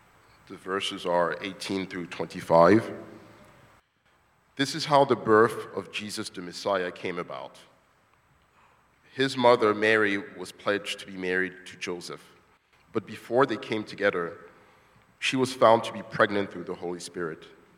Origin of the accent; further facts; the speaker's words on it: DR Congo; moved away as an adult; now in United States; As you all know, I'm from the Congo. I haven't seen my father since 1998. I came to the States as I was 19 and went to college, came to the DC area for work